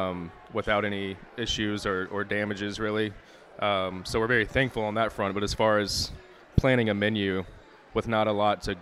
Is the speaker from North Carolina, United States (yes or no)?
yes; Greenville, North Carolina, United States; also born or lived in Raleigh, North Carolina; So I came from Raleigh, North Carolina, and I grew up in the area, in the Greenville, Kinston, Aiden area, and then moved to Raleigh after college